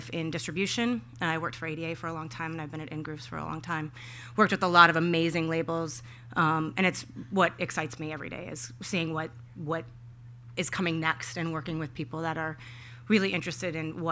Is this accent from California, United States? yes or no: no; Minneapolis, Minnesota, United States; I grew up in Minneapolis